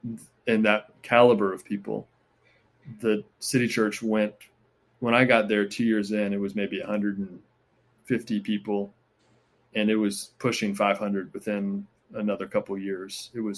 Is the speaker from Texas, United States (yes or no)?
no; Charleston, South Carolina, United States; So I grew up in Charleston. I went to Furman for undergrad